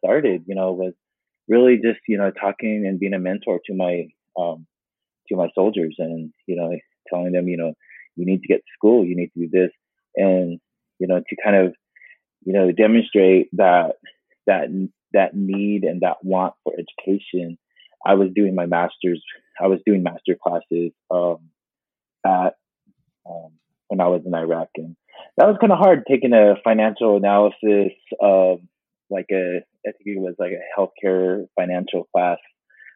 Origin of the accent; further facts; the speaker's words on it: United States; moved away; I was born and raised on the Navajo Reservation.